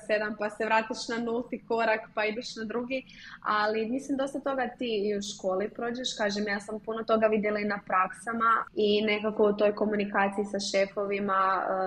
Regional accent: Zagreb, City of Zagreb, Croatia; iz Zagreba sam i proizvodnja nam je u Zagrebu

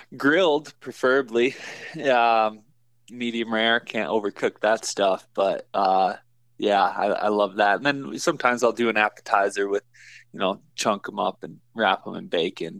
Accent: Michigan, United States; now in Colorado, United States; I grew up in Michigan, so I cut my teeth on whitetails

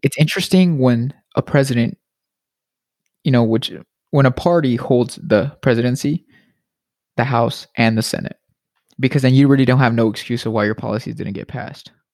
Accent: United States; I'm an American

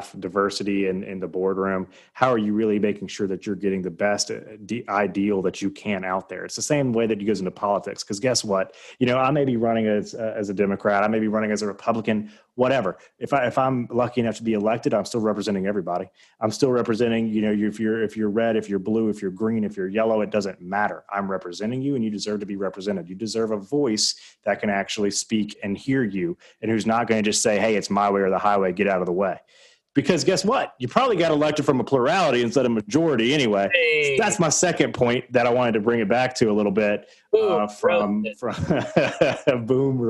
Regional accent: the South, United States

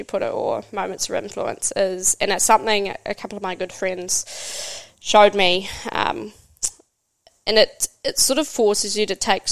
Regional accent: Hamilton, Waikato, New Zealand; also born or lived in Whangarei, New Zealand / Hikurangi, New Zealand; moved to Hamilton, grew up there.

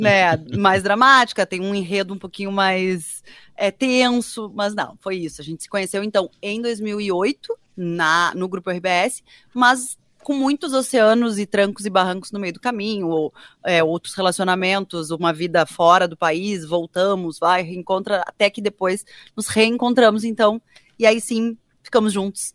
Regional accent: Porto Alegre, Rio Grande do Sul, Brazil; also born or lived in Cruz Alta; Então eu nasci em Cruz Alta, mas eu na verdade morei a minha vida inteira já em Porto Alegre.

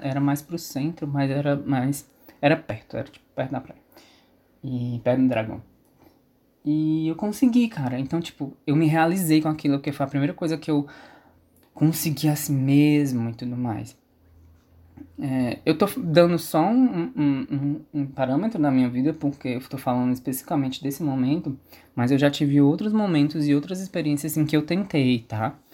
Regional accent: São Benedito, Ceará, Brazil; also born or lived in Sobral / Fortaleza; E, e aí eu saí de Sobral, vim para São Benedito

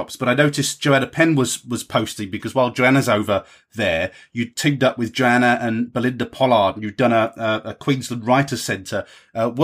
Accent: Hamstreet, South East England, United Kingdom; accent: southern; now in north of England; I was born in Ham Street near Ashford, you see, so we've got that in common. That's where my southern accent comes from, even though I live in the north

